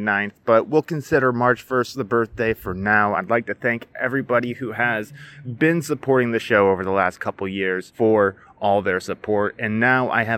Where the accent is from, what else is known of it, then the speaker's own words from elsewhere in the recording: Iowa, United States; now in West Coast, United States; I'm originally from Iowa